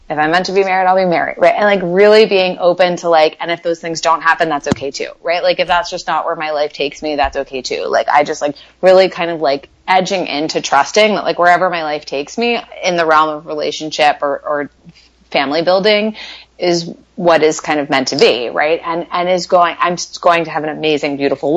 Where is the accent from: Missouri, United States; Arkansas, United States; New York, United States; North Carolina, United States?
New York, United States; New York City; now in West Coast, United States; I'm from New York